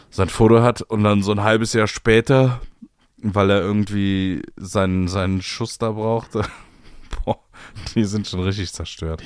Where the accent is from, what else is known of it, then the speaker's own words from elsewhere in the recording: Cologne, North Rhine-Westphalia, Germany; ich bin ja im, in der Kölner Südstadt groß geworden